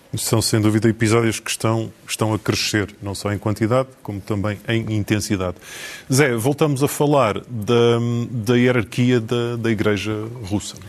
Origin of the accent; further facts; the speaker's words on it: the North, Norte, Portugal; nós os dois que somos do Norte